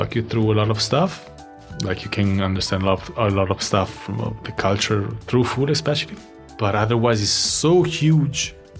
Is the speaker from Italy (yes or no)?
yes; Milan, Lombardy, Italy; moved away; I was born in Milan, but my parents weren't from Milan. So the kids that were from Milan, they would mug me up from my accent, for the way I was talking. So I adapted my dialect to the Milan type.